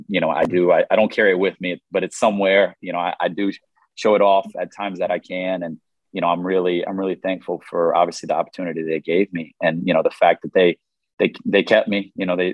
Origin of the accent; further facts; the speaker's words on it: Raleigh, North Carolina, United States; I'm from Raleigh, North Carolina